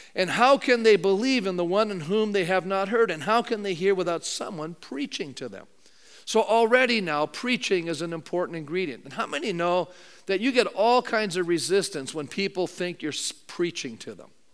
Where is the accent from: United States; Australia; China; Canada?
Canada; being a Canadian